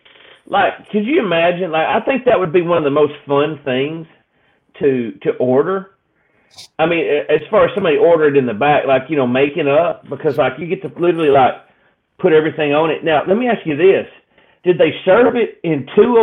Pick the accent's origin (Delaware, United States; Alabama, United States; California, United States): Alabama, United States; Scant City; I'm not really even from Arab. It's actually Union Grove. Technically, it's Scant City, Alabama